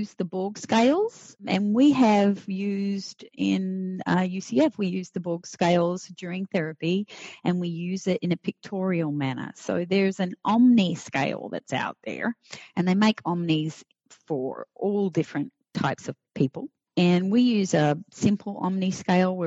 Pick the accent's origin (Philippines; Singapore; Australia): Australia; now in Florida, United States; I'm Australian. So I'm a past immigrant, naturalized now